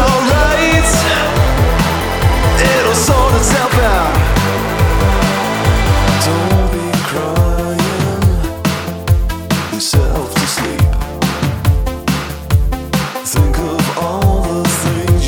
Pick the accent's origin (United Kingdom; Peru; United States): United Kingdom; Scotland; I'm from Scotland